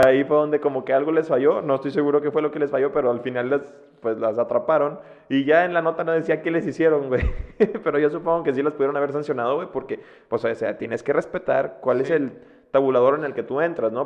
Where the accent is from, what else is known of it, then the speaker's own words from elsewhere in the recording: Mexico; siendo mexicana